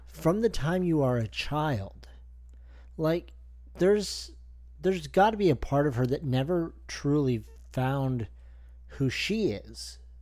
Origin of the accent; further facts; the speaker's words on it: Canada; I'm the Canadian guy.